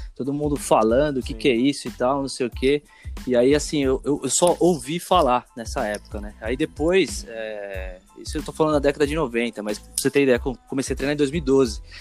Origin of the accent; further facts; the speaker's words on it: Osasco, São Paulo, Brazil; Onde, onde eu morava, cresci em Osasco, né? Osasco, São Paulo